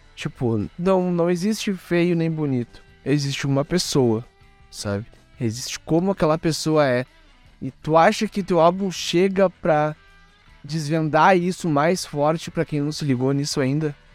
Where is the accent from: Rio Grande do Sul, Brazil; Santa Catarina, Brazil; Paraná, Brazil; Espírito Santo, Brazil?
Rio Grande do Sul, Brazil; Porto Alegre; sou de Porto Alegre